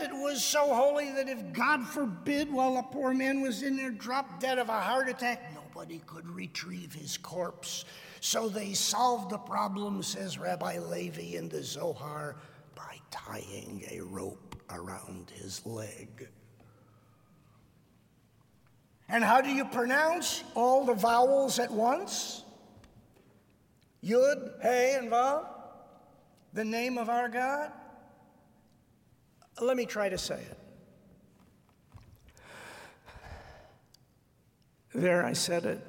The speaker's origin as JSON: {"language": "English", "town": "Detroit", "region": "Michigan", "country": "United States", "tie": "born or raised there", "moved": "as an adult", "said": "I grew up in Detroit"}